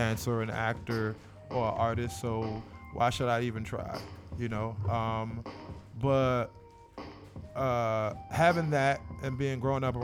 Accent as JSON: {"language": "English", "town": "Washington", "region": "District of Columbia", "country": "United States", "tie": "born or raised there", "also_born_or_lived": "Seat Pleasant, Maryland", "moved": "yes", "said": "I'm not from the West Coast at all. I'm from the East Coast. I'm from Washington, D.C."}